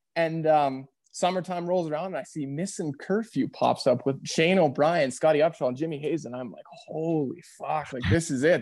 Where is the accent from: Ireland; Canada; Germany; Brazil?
Canada; Red Deer, Alberta; also born or lived in Calgary; now in Airdrie, Canada; I grew up in Red Deer, so I've been in Alberta, based in Southern Alberta, but my, my whole life